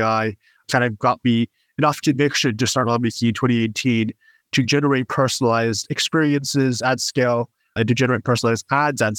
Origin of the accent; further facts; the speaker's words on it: Westchester, New York, United States; I grew up in Westchester, New York